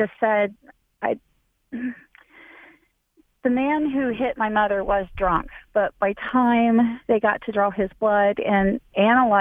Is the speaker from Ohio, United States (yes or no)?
yes; Hamilton, Ohio, United States; moved away; also born or lived in Florida; I grew up in Hamilton, Ohio